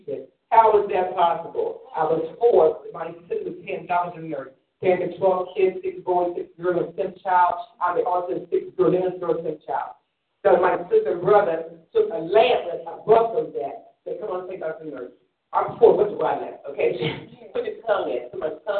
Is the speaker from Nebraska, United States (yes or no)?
no; Philadelphia, Pennsylvania, United States; also born or lived in Germany; I was born in Philadelphia about age 1920